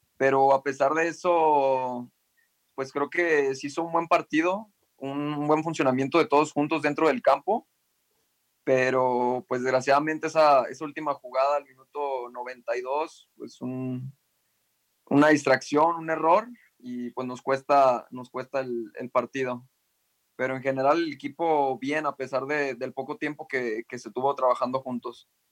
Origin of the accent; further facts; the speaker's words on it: El Salto, Jalisco, Mexico; yo soy de, del Salto, Lomas del Verde, se llama la colonia